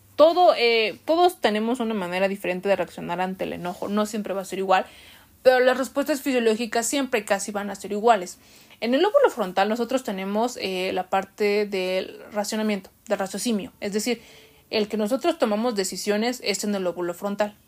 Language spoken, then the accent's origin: Spanish; Mexico; nosotros como mexicanos